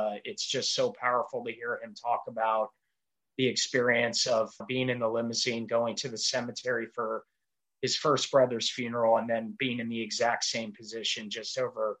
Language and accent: English; Vienna, Virginia, United States; moved away; I'm from Vienna, Virginia originally.